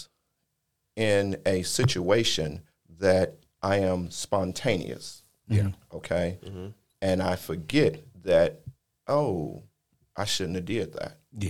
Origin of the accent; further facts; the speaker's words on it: Chicago, Illinois, United States; moved away; I'm originally from Chicago